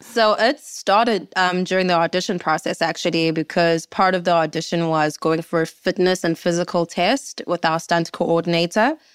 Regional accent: South Africa; as a South African

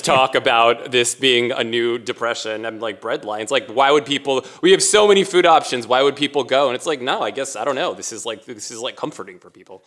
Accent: Bethesda, Maryland, United States; also born or lived in Washington, D.C.; I was born in Washington, D C, and I lived there for seven or eight years, and then I grew up in Maryland

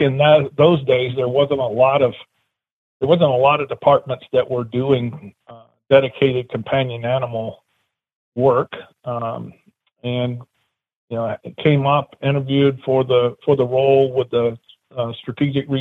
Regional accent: South Alabama, United States; moved away as an adult; now in Ohio, United States; I originally grew up in South Alabama

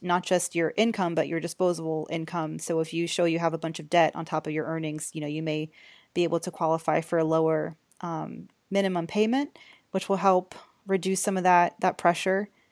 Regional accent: Georgia, United States; now in New York, United States; I'm from Georgia

